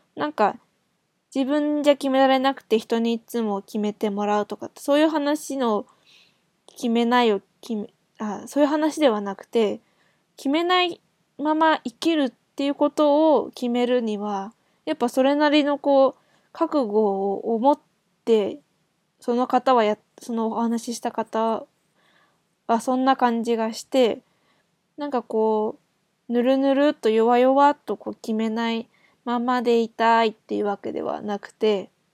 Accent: Japan; 日本人も何人まあ私含めて2人

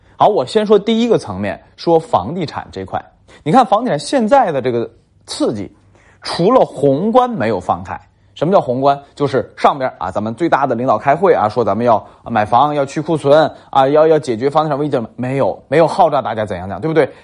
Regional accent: Tangshan, Hebei, China; 包括我老家唐山都是

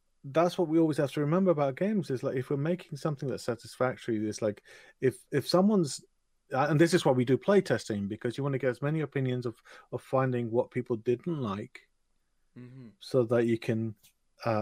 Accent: England, United Kingdom; typical English person

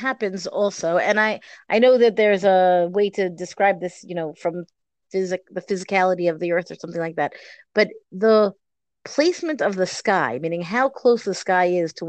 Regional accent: Boston, Massachusetts, United States; growing up in Boston. But growing up in Boston, the sky feels farther away.

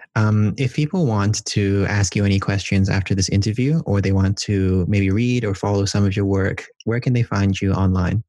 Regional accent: Hong Kong; I'm from Hong Kong

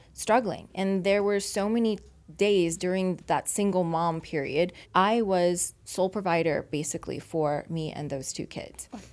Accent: Louisiana, United States; now in Las Vegas, United States; I've been in Vegas for twenty-two years, but I'm originally from Louisiana

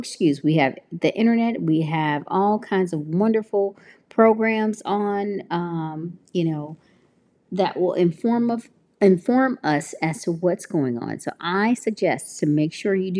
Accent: Tennessee, United States; now in California, United States; I'm from Tennessee. I'm very happy to be living here in California

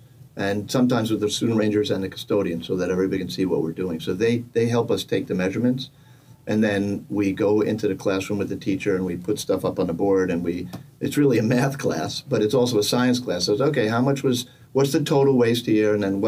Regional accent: just outside New York City, United States; now in Rhode Island, United States; I grew up just outside New York City, and I've composted my entire life.

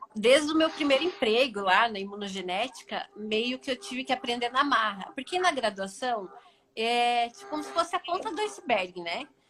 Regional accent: Paraná, Brazil; eu sou daqui do Paraná mesmo

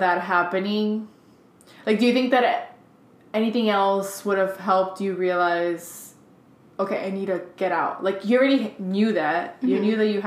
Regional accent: Hialeah, Florida, United States; first language Spanish; English is a second language; born in Hialeah.

